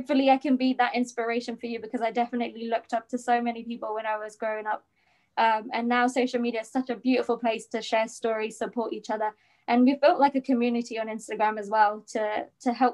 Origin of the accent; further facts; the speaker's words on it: England, United Kingdom; moved away as an adult; now in United States; I was born in England, and then I moved to the US 2 years ago